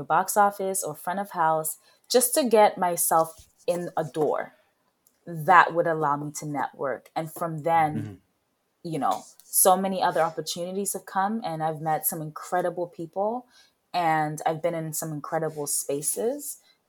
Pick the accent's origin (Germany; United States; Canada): Canada; Swift Current, Saskatchewan; also born or lived in United Kingdom; I grew up in Swift Current, Saskatchewan. I moved there when I was 13 from the UK.